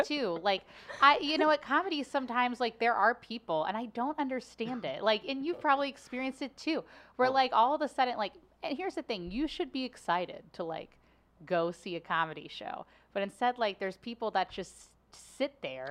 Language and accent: English; Cincinnati, Ohio, United States; now in St. Louis, United States; I loved my childhood growing up in Cincinnati